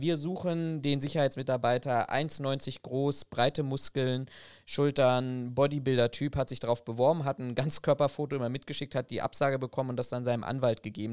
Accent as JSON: {"language": "German", "country": "Germany", "said": "bei uns in Deutschland"}